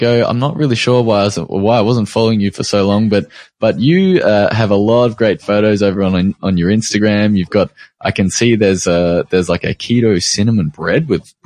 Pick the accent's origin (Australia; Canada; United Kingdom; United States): Australia; accent: Australian